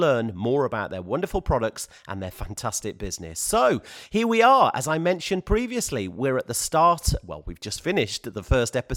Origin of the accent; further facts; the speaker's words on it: Birmingham, West Midlands, United Kingdom; my hometown of Birmingham